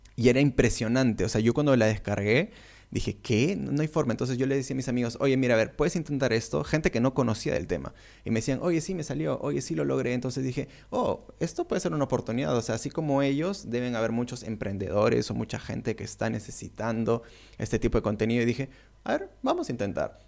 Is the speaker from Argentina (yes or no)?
no; Peru; soy de Perú